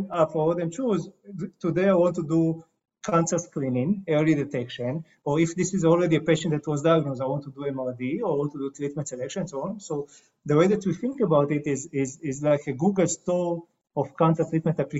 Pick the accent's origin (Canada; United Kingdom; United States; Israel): Israel; I'm coming from Israel.